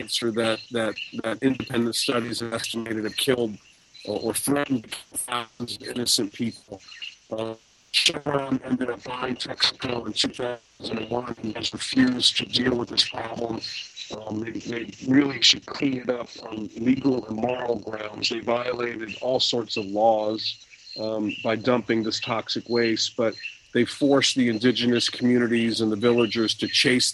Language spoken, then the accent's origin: English; United States; I'm an American lawyer